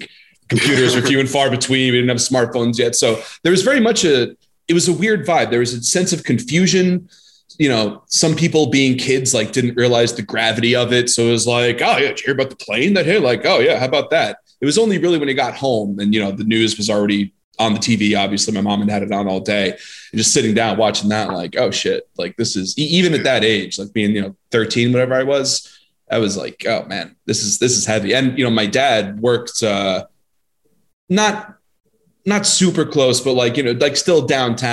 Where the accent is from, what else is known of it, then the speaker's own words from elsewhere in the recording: Nassau County, New York, United States; I grew up in Nassau